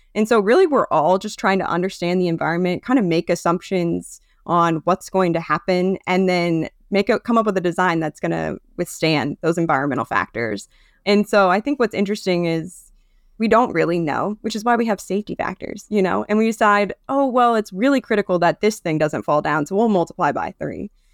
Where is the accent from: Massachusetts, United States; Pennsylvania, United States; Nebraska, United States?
Nebraska, United States; I'm from Nebraska